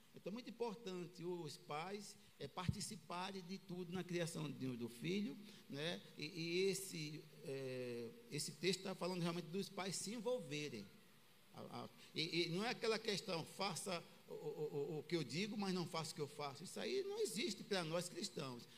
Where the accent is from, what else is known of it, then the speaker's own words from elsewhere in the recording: Aracaju, Sergipe, Brazil; fui criado com uma família em Aracaju. Pequeno